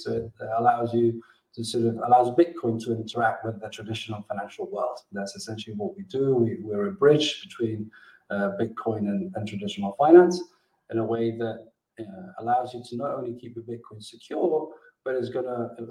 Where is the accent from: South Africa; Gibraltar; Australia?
Gibraltar; also born or lived in Mexico; I'm originally from Gibraltar, which is where I am today.